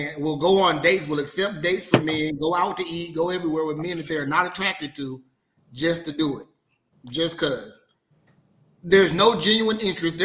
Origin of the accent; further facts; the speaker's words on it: Mississippi, United States; I'm from Mississippi